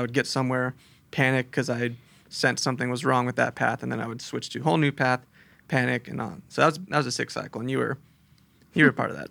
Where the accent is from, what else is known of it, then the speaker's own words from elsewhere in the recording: Chula Vista, California, United States; also born or lived in Texas / El Cajon; I was born in Texas, moved here when I was little, and I grew up down in Chula Vista